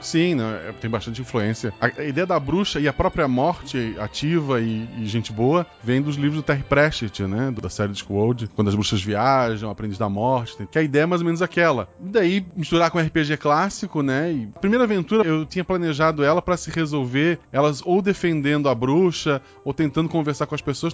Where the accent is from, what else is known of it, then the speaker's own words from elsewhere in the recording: Florianópolis, Santa Catarina, Brazil; eu morava no morro em Florianópolis